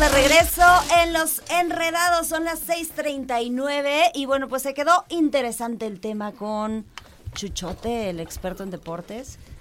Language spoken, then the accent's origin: Spanish; Mexico; Porque somos mexicanos.